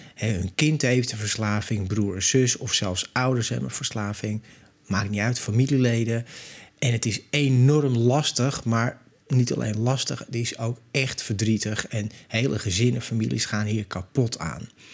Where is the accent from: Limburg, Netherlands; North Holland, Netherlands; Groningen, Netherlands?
North Holland, Netherlands; Amsterdam; now in Zandvoort, Netherlands; Ik ben opgegroeid in Amsterdam. Ik woon nu in Zandvoort.